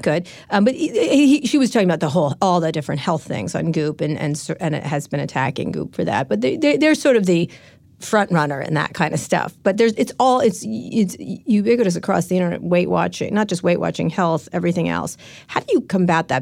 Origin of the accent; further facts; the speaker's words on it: San Francisco, California, United States; I'm from San Francisco